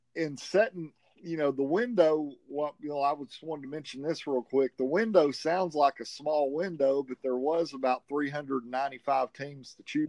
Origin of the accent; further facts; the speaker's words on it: the South, United States; accent: southern; with my southern accent